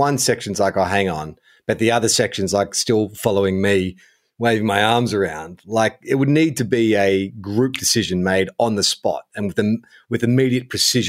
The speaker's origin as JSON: {"language": "English", "region": "New South Wales", "country": "Australia", "tie": "born or raised there", "said": "Look, I'm born and raised in Western Sydney, the Blue Mountains region, Penrith, Hawkesbury."}